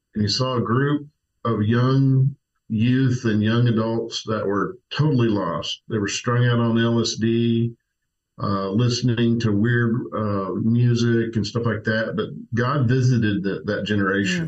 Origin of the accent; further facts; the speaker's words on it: Tulsa, Oklahoma, United States; moved away; grew up in Tulsa